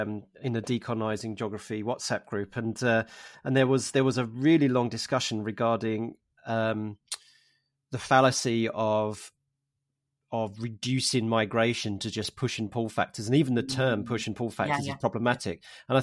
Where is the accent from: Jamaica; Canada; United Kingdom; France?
United Kingdom; London; also born or lived in Essex / Norwich; because I'm half Cockney, so from the East End of London. So, and I could go on and talk about, you know, how my identity has gone from there. And then I moved to Harlem and Essex and then in Norwich.